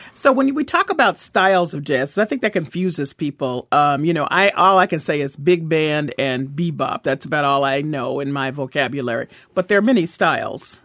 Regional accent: Memphis, Tennessee, United States; now in Boston, United States; I'm from Memphis.

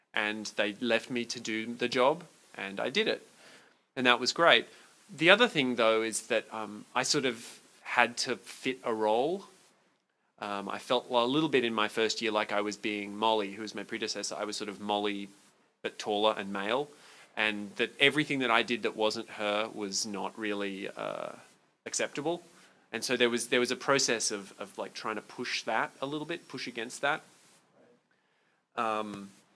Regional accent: Brisbane, Queensland, Australia; moved away as an adult; Born and bred in Bris Vegas. Brisneyland, which is Brisbane

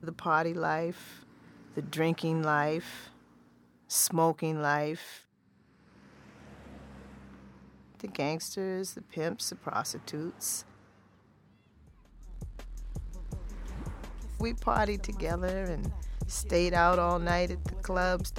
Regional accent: San Francisco, California, United States; now in Boston, United States; I'm from San Francisco. I'm not original Bostonian

